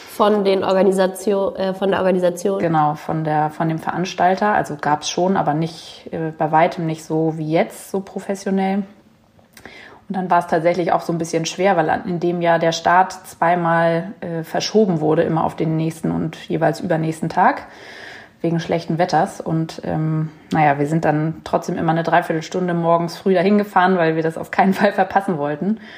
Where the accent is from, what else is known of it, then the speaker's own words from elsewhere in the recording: Hamburg, Germany; born there; 33 Jahre, geboren in Hamburg, ähm, Kardiologin